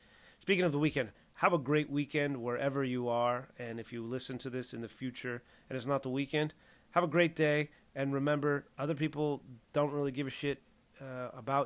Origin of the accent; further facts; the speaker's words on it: Southern California, United States; My wife and I grew up in Southern California